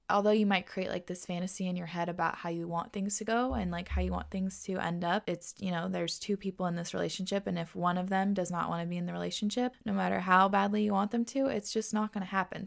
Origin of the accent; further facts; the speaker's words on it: Washington, United States; moved away as an adult; also born or lived in New York; We moved from New York to Washington, where we both grew up, so now we're back home